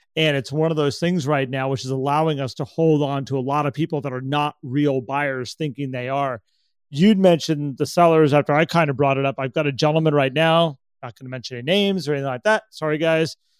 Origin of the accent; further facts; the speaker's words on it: California, United States; I'm from California